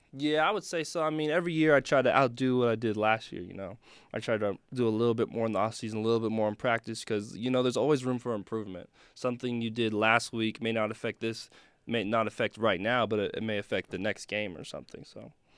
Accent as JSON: {"language": "English", "town": "Elk Grove", "region": "California", "country": "United States", "moved": "yes", "said": "Sac State back home, Sacramento, where I'm from, nine one six, Elk Grove"}